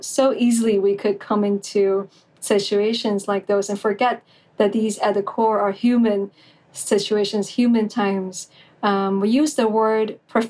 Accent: Taiwan; I'm from Taiwan

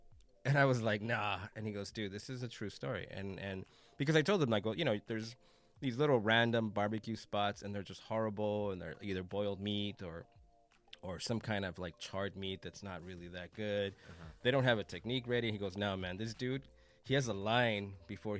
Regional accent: Los Angeles, California, United States; I grew up in South Central.

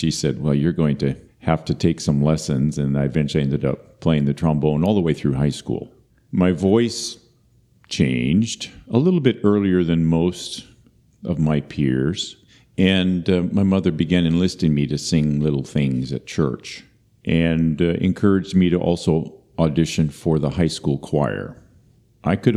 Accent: Marshfield, Wisconsin, United States; I was born in 1959 in Marshfield, Wisconsin, the last of four children, to a pastor

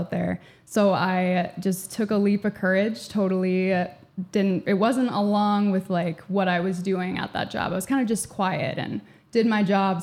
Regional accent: Andover, Minnesota, United States; moved away as an adult; also born or lived in Eau Claire, Wisconsin; I grew up in Andover, Minnesota, graduated from Andover High School in 2018

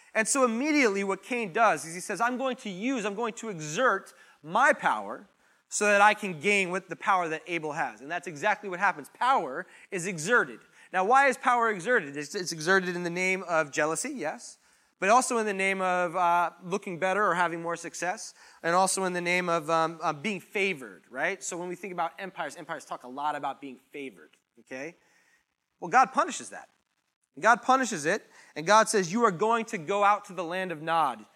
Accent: United States; I was born in America. I'm here in America

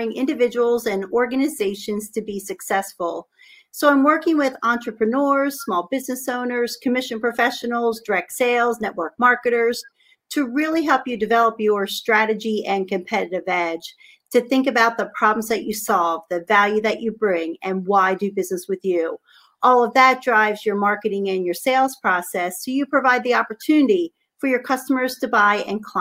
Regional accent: Harrisburg, Pennsylvania, United States; I grew up actually in Harrisburg, Pennsylvania, the same area that I'm in. Only live about 5 miles away from my childhood home.

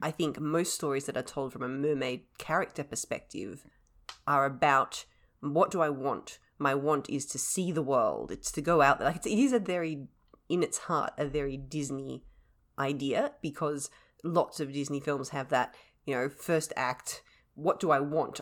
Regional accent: Australia; being Australian

